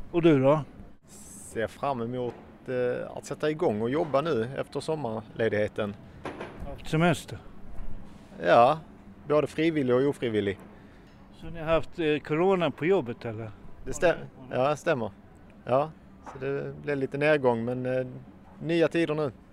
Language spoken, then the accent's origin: Swedish; Gothenburg, Västra Götaland, Sweden; Vi är från Göteborg.